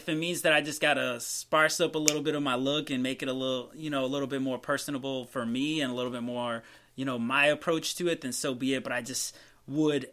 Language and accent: English; Massachusetts, United States; moved away as an adult; also born or lived in Tallahassee; I grew up in Massachusetts